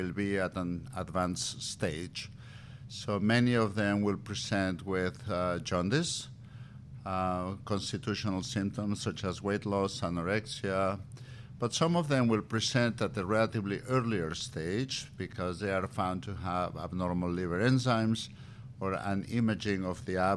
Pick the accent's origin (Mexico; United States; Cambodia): Mexico; moved away; also born or lived in Valladolid; Tequila runs in my bloodstream. I'm from Mexico